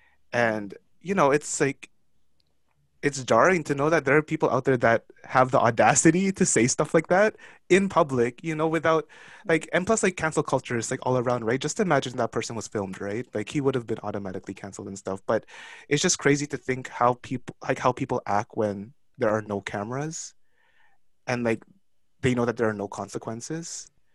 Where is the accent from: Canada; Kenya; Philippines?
Philippines; Mind you, I am a Filipino, so I'm not even Chinese to begin with.